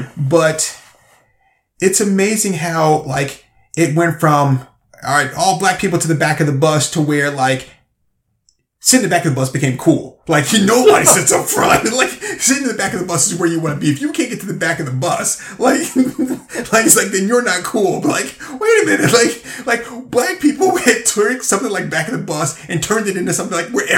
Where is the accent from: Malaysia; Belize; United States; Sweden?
United States; the South; I mean, you know, growing up in the South